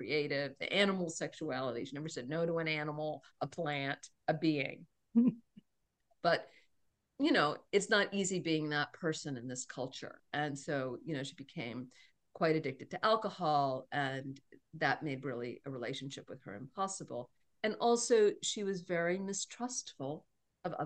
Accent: Cambridge, Massachusetts, United States; I was born in Cambridge, Massachusetts, in Mount Auburn Hospital.

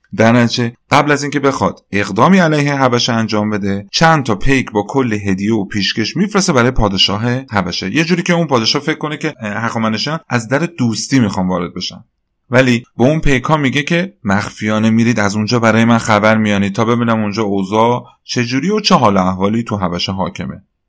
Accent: Iran

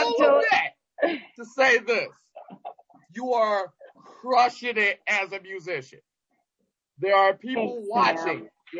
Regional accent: Detroit, Michigan, United States; I rep Detroit as hard as I possibly can.

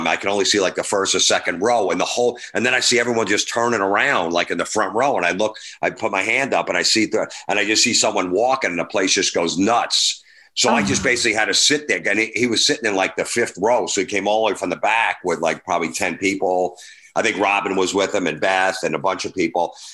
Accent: New York, United States; We're comics from New York. We're just out here filming this TV show.

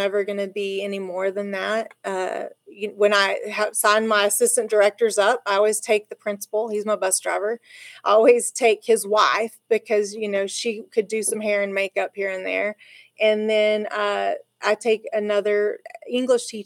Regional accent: La Mesa, Texas, United States; also born or lived in Lubbock; I grew up in La Mesa

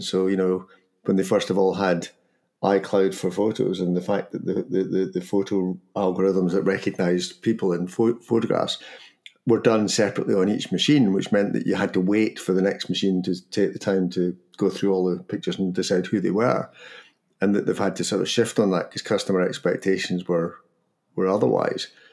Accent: Scotland, United Kingdom; accent: Scottish; my Scottish accent

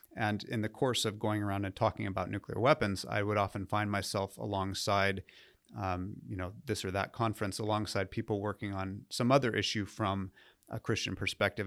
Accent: Southern California, United States; moved away as an adult; also born or lived in New England / Nashville; I grew up in uh, Southern California

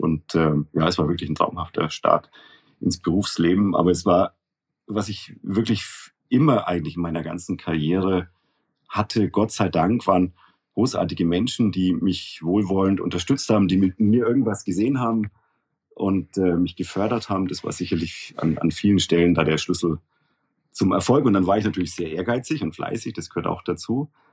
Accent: Nuremberg, Bavaria, Germany; moved away as an adult; also born or lived in Munich / Bonn / Frankfurt; now in Switzerland; Ich bin ja gebürtiger Nürnberger, wie man, glaube ich, immer noch gut hören kann

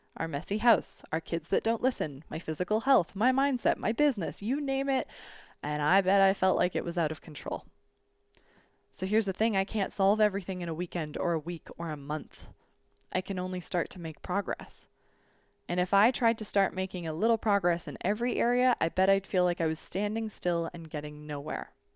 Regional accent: Canada; as a Canadian

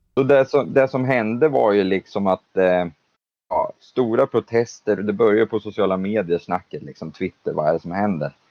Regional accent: Sweden; moved away as an adult; also born or lived in London / United States / Leeds; Många vet ju liksom att jag var svensk

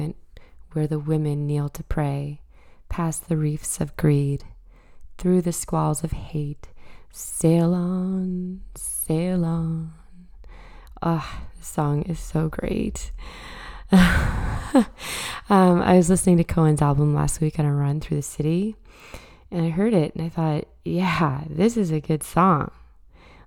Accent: Truro, Nova Scotia, Canada; moved away; coming at you from my hometown, Truro, Nova Scotia.

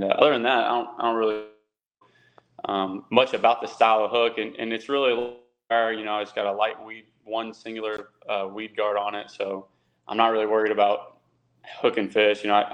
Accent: Texas, United States; I'm from Texas

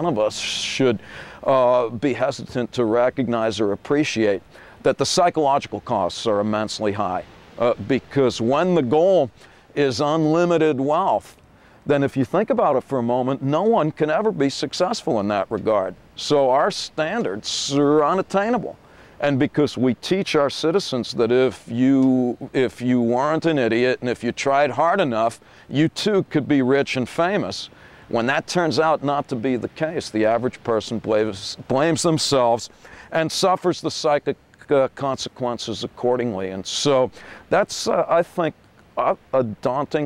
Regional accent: United States; being American

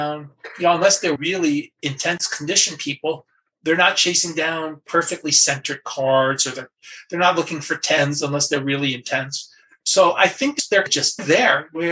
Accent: New York, United States; I grew up in New York

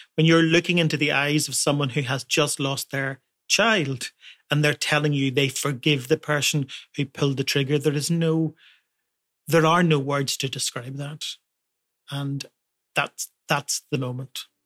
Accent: Portadown, Northern Ireland, United Kingdom; my hometown of Portadown

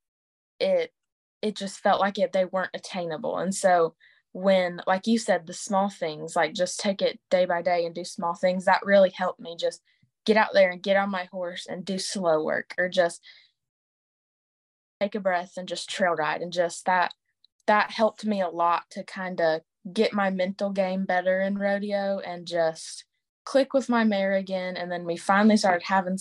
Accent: Florida, United States; I'm from Florida

